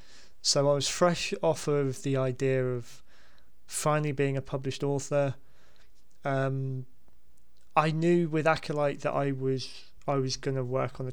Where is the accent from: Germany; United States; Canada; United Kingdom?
United Kingdom; Basingstoke, South East England; growing up in Basingstoke